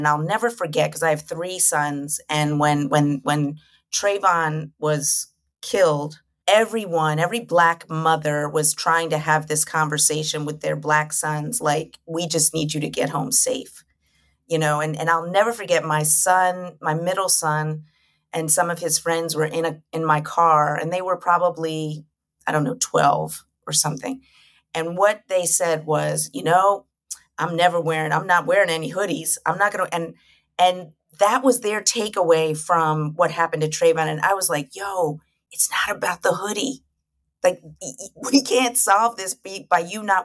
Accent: United States; I'm Black American

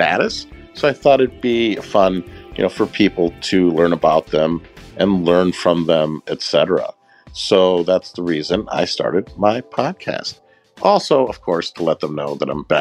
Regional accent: Chicago, Illinois, United States; I'm originally from Chicago, where we don't got an accent

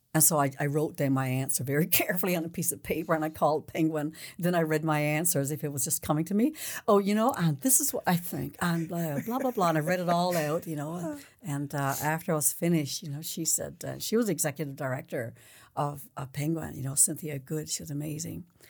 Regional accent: Newfoundland and Labrador, Canada; I was born there

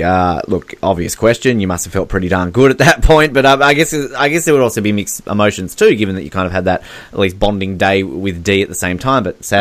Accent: Australia; as an Australian

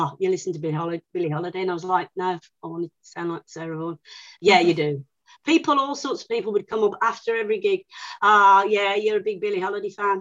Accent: Birmingham, West Midlands, United Kingdom; at school, which was a grammar school, you know, I'm from Birmingham

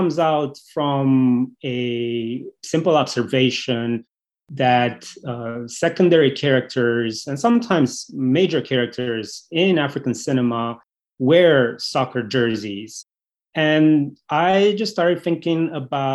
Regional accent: Romania; moved away; also born or lived in United States; I grew up in Romania. It's a country where we love football.

